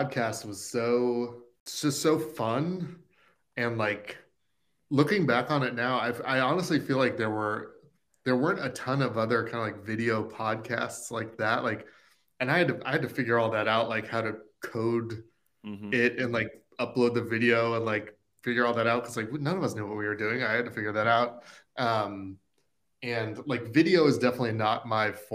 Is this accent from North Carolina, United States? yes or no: no; Southern California, United States; now in Nashville, United States; I grew up in Southern California